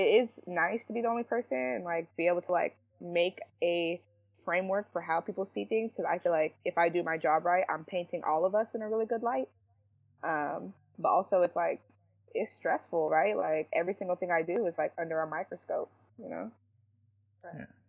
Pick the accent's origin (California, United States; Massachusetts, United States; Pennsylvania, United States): California, United States; San Jose; I grew up here in San Jose